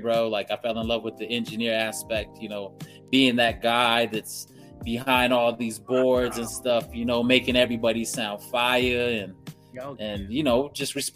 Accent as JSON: {"language": "English", "area": "Jicarilla Apache Nation", "region": "northern New Mexico", "country": "United States", "also_born_or_lived": "Jemez Pueblo", "moved": "yes", "said": "I come from the Hickory Apache Nation on the north side of New Mexico"}